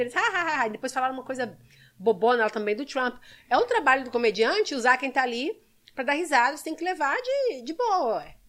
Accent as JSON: {"language": "Portuguese", "town": "Belo Horizonte", "region": "Minas Gerais", "country": "Brazil", "tie": "born or raised there", "also_born_or_lived": "São Sebastião, São Paulo", "moved": "yes", "lives_now": "United States", "said": "Eu nasci na, em São Sebastião, ali perto da Ilha Bela. E meu pai mineiro foi para São Paulo trabalhar, conheceu minha mãe, voltou para Minas e eu fui criada em Belo Horizonte"}